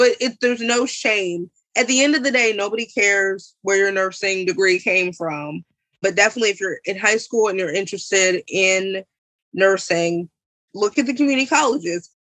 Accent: Columbia, Maryland, United States; now in Aberdeen, United States; Well, I'm now from Aberdeen, but I was from Columbia before.

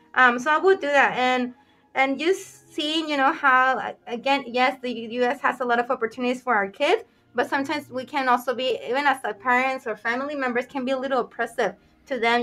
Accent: Mexico; now in United States; I was born in Mexico

